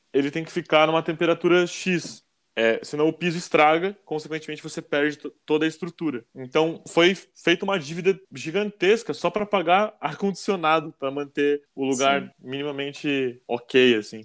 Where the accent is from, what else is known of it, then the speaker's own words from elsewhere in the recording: Curitiba, Paraná, Brazil; sou de Curitiba, não vou falar que estou acostumado com frio